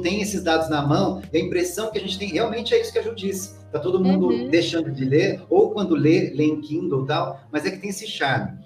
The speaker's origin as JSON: {"language": "Portuguese", "town": "Guaratinguetá", "region": "São Paulo", "country": "Brazil", "tie": "born or raised there", "moved": "yes", "lives_now": "São Paulo, Brazil", "said": "eu sou lá de Guaratinguetá"}